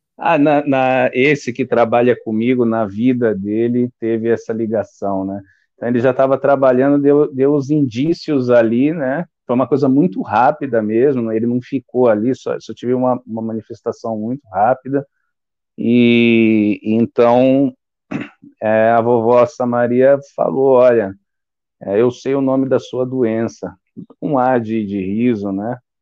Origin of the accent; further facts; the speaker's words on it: São Paulo, Brazil; eu sou de São Paulo, capital